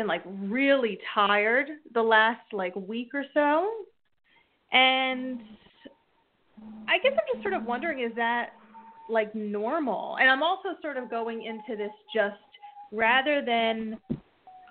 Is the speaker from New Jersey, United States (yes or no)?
yes; New Jersey, United States; I'm from New Jersey.